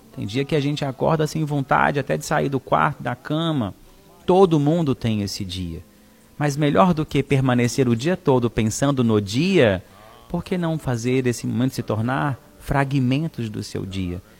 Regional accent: Araxá, Minas Gerais, Brazil; now in Fortaleza, Brazil; Araxá, Minas Gerais, na minha cidade natal

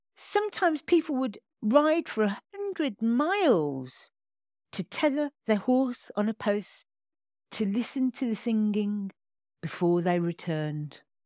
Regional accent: Birmingham, West Midlands, United Kingdom; Birmingham, my hometown

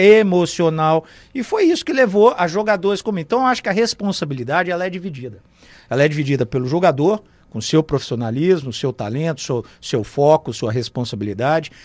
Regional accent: Brazil; sou um dos brasileiros que tem muitos contatos aqui nos Estados Unidos

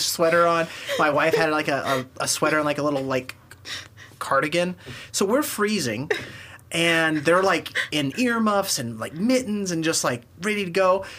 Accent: Kansas City, Missouri, United States; we're from Kansas City

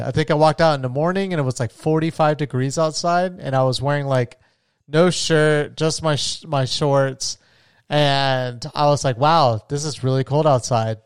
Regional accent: Florida, United States; I grew up in Florida

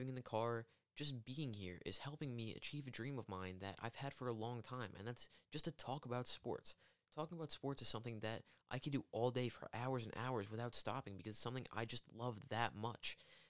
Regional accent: Long Island, New York, United States; I am 18 years old. I'm from Long Island, New York, and I currently am a college student.

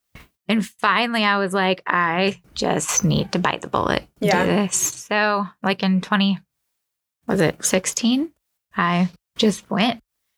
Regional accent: Lakeland, Florida, United States; So basically I was born and raised in Lakeland. I went to high school in Sefner Christian Academy.

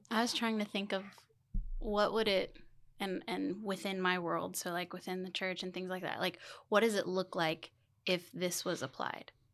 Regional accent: Keene, Texas, United States; I am born and raised Keenite. I have spent pretty much my entire life in Keene

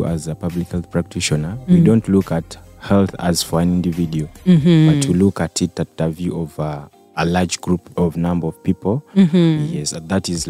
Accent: Kiryandongo, Western Region, Uganda; also born or lived in Arua, Uganda; now in Kampala, Uganda; I grew up this end of Chiriandongo.

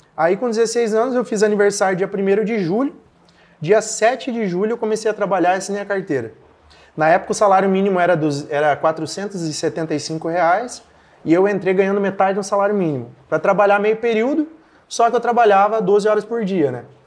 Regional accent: Capitão Leônidas Marques, Paraná, Brazil; also born or lived in Mato Grosso; Eu sou natural de Capitão Leone das Marques, no Paraná

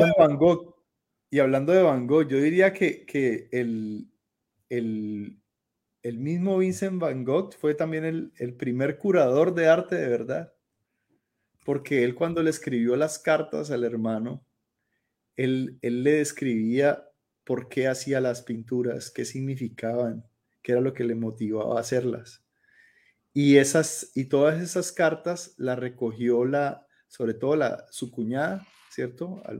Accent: Colombia; moved away as an adult; hasta el último día que salí de Colombia que fue hace ya como, como siete años, ocho

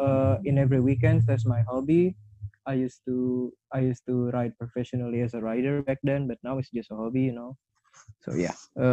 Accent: Jakarta, Indonesia; I'm 21 years old right now, and I come from Jakarta, Indonesia.

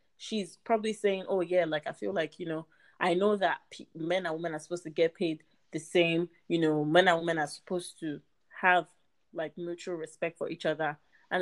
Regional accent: Nigeria; I'm Nigerian

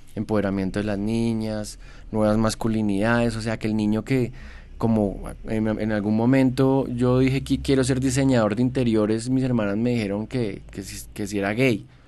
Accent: Bogotá, Bogotá Capital District, Colombia; Yo soy primera generación bogotano, fui orgulloso de mi ciudad mucho tiempo

